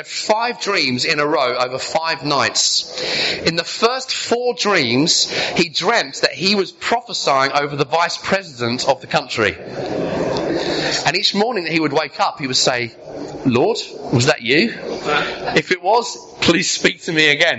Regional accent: Sussex, South East England, United Kingdom; also born or lived in Brighton; I was living in Brighton at the time. I grew up in Sussex.

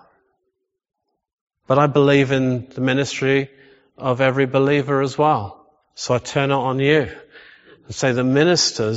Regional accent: England, United Kingdom; we're so English.

